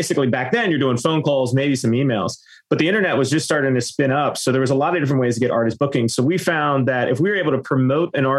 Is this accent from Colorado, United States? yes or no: no; Pittsburgh, Pennsylvania, United States; now in Orlando, United States; I'm originally from Pittsburgh, Pennsylvania. I now live in Orlando, Florida